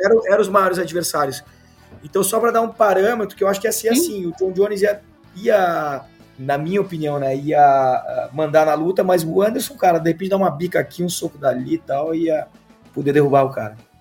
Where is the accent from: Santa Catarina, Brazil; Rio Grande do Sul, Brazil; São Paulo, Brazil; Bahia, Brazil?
Rio Grande do Sul, Brazil; Gaúcho; como bom gaúcho